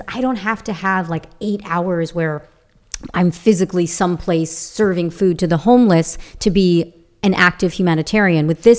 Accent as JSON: {"language": "English", "area": "Long Island", "region": "New York", "country": "United States", "tie": "born or raised there", "moved": "yes", "said": "as a little child growing up in Long Island, New York, with an Italian family"}